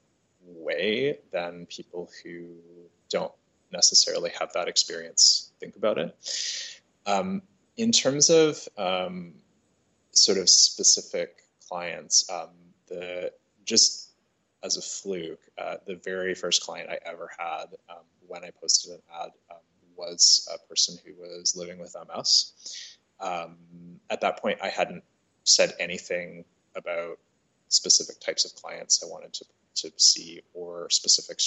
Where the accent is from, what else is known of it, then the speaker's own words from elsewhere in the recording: Toronto, Ontario, Canada; I'm originally from Toronto, but I have worked in a number of different cities around the world